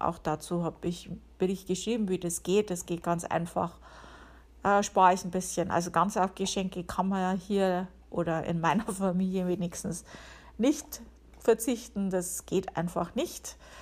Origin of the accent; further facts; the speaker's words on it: Upper Palatinate, Bavaria, Germany; now in United States; bei uns in der Oberpfalz